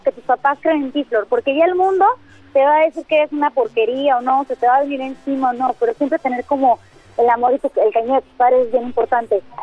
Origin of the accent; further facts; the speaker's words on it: Mexico; como mexicanos sí es momento de, unirnos